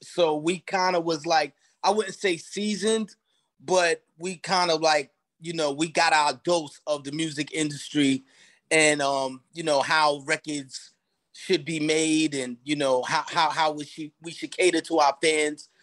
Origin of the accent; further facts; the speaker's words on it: New York City, New York, United States; I'm from like Long Island City part of Queens